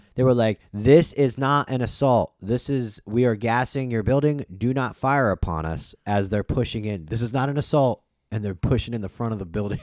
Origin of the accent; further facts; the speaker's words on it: United States; as an American